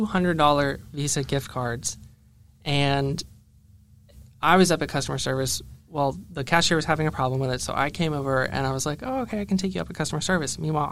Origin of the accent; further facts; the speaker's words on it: Florida, United States; moved away; I'm from Florida